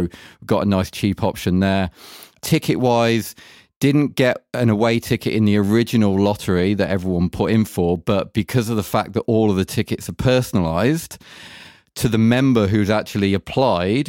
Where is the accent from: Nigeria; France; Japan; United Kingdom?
United Kingdom; England; now in Germany; being English